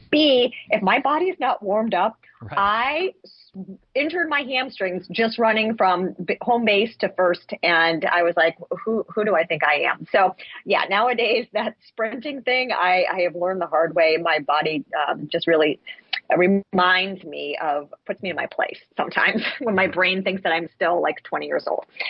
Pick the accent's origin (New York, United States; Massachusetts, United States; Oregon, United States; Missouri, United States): Massachusetts, United States; I'm actually from Massachusetts. That's where my parents are from